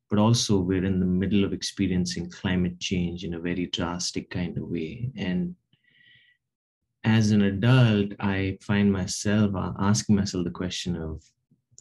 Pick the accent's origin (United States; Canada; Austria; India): India; Hyderabad, Telangana; moved away; Hyderabad, which is where I grew up in India